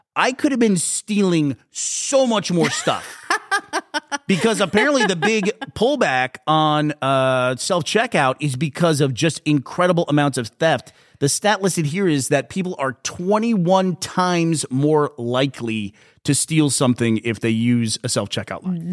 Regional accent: Texas, United States; also born or lived in Austin, Texas; from Texas, we don't have a lot of those. Even though we lived on a dormant fault in, in, uh, in Austin

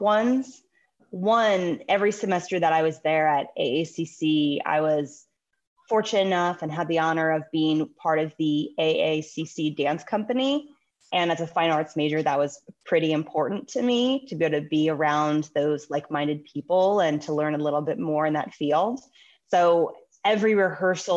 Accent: Anne Arundel County, Maryland, United States; I grew up in Anne Arundel County

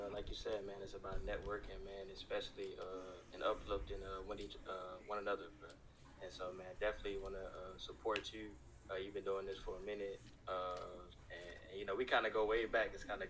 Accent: Dallas, Texas, United States; Myself, I grew up in Dallas, avid Dallas fan, all sports.

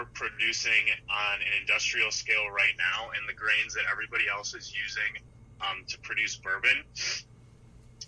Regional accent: Wisconsin, United States; we're from Wisconsin

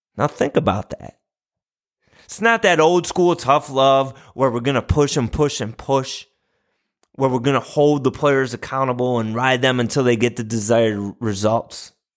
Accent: St. Bonaventure, New York, United States; the university in my hometown, Saint Bonaventure University

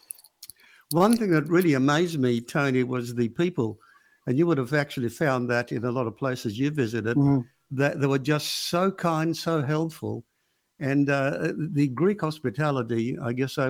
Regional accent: Alexandria, Alexandria Governorate, Egypt; now in Perth, Australia; I was born in Alexandria

